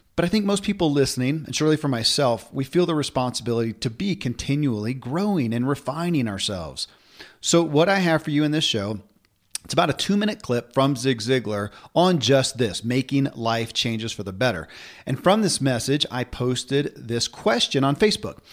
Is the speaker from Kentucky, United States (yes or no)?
yes; Kentucky, United States; born or raised there